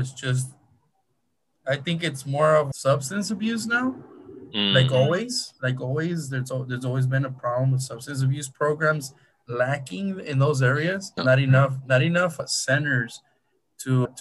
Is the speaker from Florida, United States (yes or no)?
no; Huntington Park, California, United States; I'm close to East LA. I grew up in Huntington Park